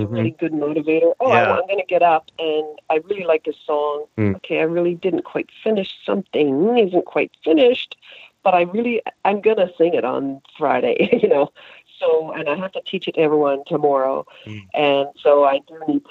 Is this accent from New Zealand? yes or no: no; Halifax, Nova Scotia, Canada; moved away; growing up in Halifax